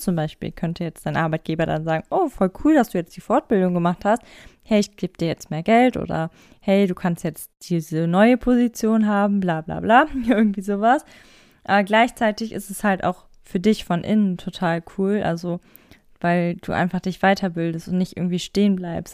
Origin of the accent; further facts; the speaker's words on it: Germany; ich bin aus Deutschland